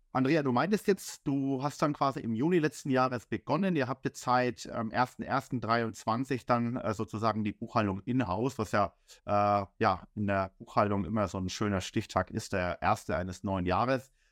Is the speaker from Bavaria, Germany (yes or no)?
yes; Bamberg, Bavaria, Germany; moved away as an adult; also born or lived in Heidenheim / Augsburg; now in Berlin, Germany; ich komme ja aus dem Frankenland, aus dem äh, kleinen Süßen Bamberg